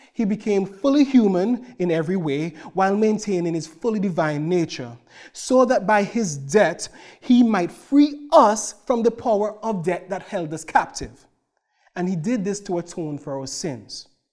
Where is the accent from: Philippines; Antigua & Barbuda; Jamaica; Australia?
Antigua & Barbuda; now in Cloverdale, Canada; my wife, Marissa, and I hail from the Caribbean island of Antigua.